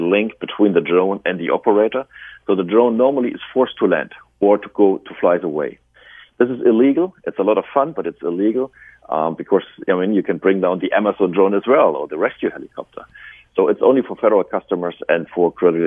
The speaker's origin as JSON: {"language": "English", "country": "Germany", "accent": "German", "said": "We are originally started in Germany, as you know from my accent"}